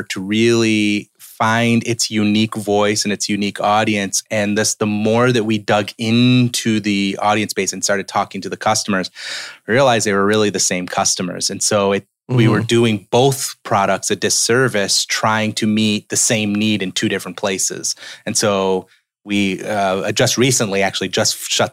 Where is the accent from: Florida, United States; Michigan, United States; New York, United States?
New York, United States; upstate; moved away as an adult; now in Tennessee, United States; I was from New York, upstate New York is where I'm from.